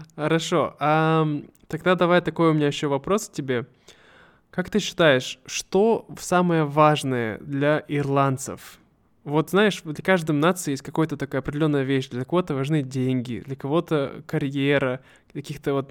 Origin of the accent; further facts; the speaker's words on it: Siberia, Russia; мы все сибиряки, мы более дружелюбные